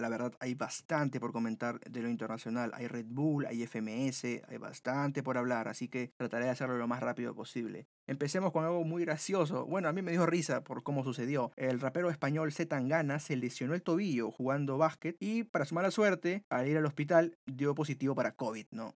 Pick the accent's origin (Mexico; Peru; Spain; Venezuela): Peru; nosotros como oyentes peruanos